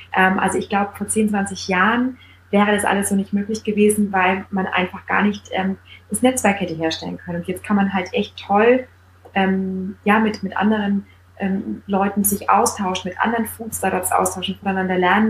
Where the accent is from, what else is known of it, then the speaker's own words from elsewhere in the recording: Bavaria, Germany; also born or lived in Munich; Ich komme aus Bayern, ich bin mit der Breze quasi aufgewachsen